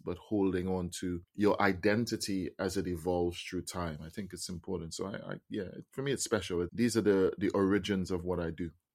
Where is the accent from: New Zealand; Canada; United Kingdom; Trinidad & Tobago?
Trinidad & Tobago; I'm a Trinidadian. I was born and raised in Trinidad